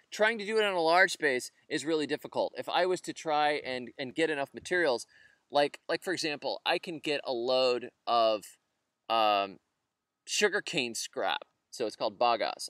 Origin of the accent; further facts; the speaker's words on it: United States; I'm an American